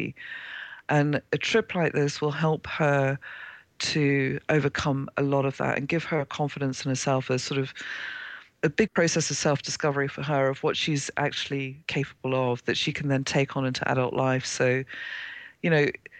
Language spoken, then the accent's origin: English; Zimbabwe; moved away; I was born in Zimbabwe, Rhodesia as it was then